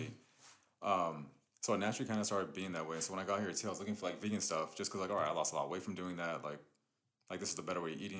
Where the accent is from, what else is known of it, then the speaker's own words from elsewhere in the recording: Riverside, California, United States; also born or lived in East Los Angeles; I was born in uh, East LA, and we moved to Riverside. I think I was like seven, eight around that time.